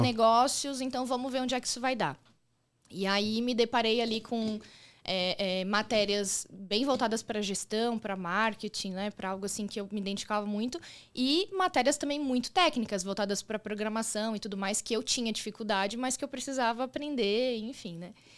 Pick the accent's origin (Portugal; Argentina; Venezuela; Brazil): Brazil; São Paulo; moved away as an adult; also born or lived in Rio de Janeiro; now in Florianópolis, Brazil; eu sou paulistana, nasci na capital mesmo, mas morei. Né, todo o período que eu morei em São Paulo, eu morava na região do ABC.